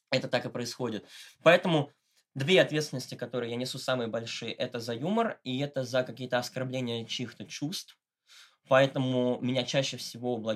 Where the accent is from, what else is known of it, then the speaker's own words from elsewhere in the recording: Moscow, Russia; в адрес того, что я богатенький мальчик из Москвы и жизни не видел